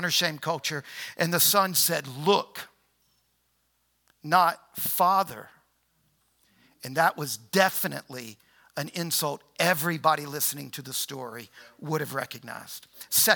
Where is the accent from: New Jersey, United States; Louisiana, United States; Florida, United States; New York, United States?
Louisiana, United States; New Orleans; now in Harrisonburg, United States; So I was born in New Orleans. All my people were rural Louisiana.